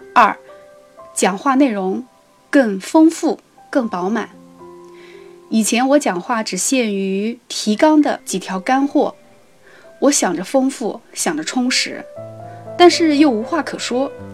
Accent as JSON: {"language": "Chinese", "town": "Ningbo", "region": "Zhejiang", "country": "China", "said": "我来自浙江宁波， 从事教育工作"}